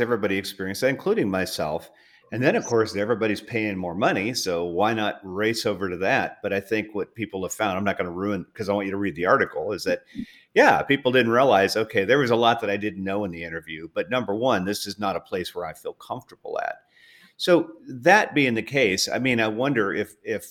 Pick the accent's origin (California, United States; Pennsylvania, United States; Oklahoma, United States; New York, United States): California, United States; Southern; growing up in Southern California